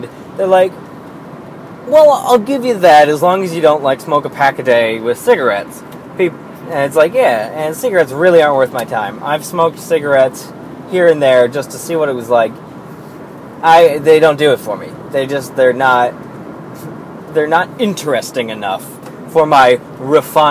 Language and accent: English; Pennsylvania, United States